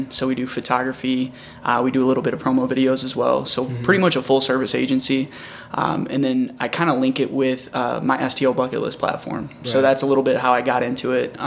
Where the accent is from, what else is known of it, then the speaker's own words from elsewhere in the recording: O'Fallon, Missouri, United States; also born or lived in Wentzville, Missouri; now in St. Louis, United States; I was actually born in O'Fallon, Missouri, so way over 70 West